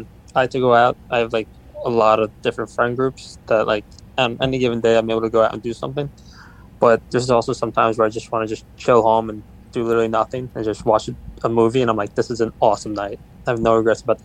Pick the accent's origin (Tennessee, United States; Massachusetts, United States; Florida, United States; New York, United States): New York, United States; Valley Stream; accent: Long Island; I'm from Long Island